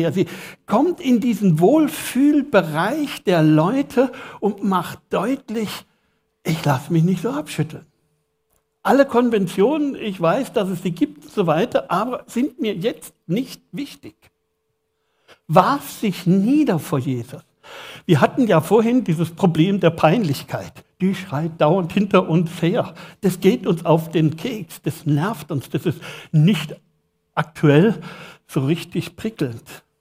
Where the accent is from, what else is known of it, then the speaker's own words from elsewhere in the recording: Villingen, Baden-Württemberg, Germany; Ich bin in Villingen geboren ich bin Schwarzwälder.